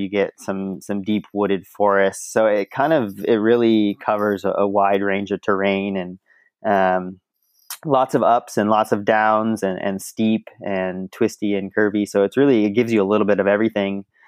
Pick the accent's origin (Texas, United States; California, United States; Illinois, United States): California, United States; Mill Valley; I grew up in the Bay Area